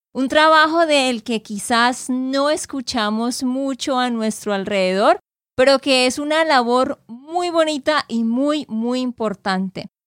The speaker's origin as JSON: {"language": "Spanish", "region": "Santander", "country": "Colombia", "said": "de Santander, Colombia"}